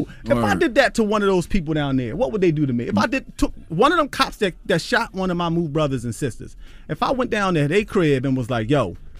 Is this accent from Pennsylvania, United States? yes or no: yes; Philadelphia, Pennsylvania, United States; I say John, I'm from Philly.